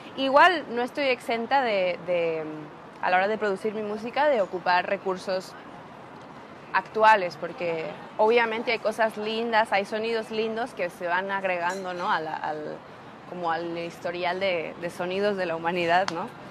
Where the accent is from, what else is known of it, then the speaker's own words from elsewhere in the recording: Coatepec, Veracruz, Mexico; Soy mexicana de un pueblo como muy rico en, cultura y en tradición, ¿no? de, que es bueno, Coatepec del estado de Veracruz